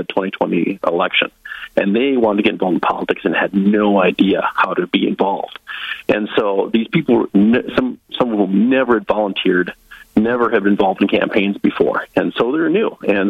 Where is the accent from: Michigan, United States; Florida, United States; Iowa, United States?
Iowa, United States; Northwest; moved away as an adult; also born or lived in South Dakota; now in North Dakota, United States; I'm from Northwest Iowa originally. I was born and raised Northwest Iowa Dutch, very conservative. Last time I checked the voter registration in Lyon County, Iowa, my home county